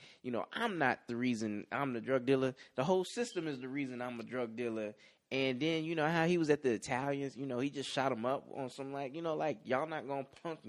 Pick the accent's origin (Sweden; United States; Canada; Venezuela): United States; Chicago, Illinois; And then I'm like from the Chicagoland area, so like the song about juking and the skating ring.